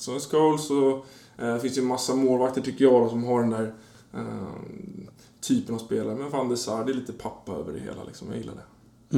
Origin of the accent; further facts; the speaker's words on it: Danderyd, Stockholm County, Sweden; första fem åren innanför tullarna och sen efter det i Danderyd utanför